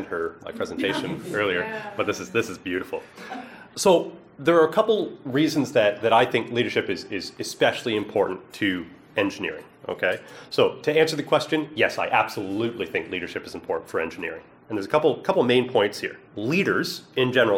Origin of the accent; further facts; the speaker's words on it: East Coast of Canada, Atlantic Canada, Canada; I'm from the East Coast of Canada